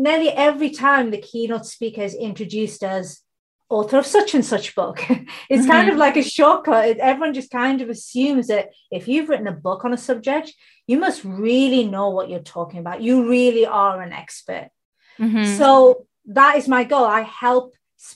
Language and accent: English; United Kingdom; I'm based in the UK. I'm born in the UK. My heritage comes from India and Bangladesh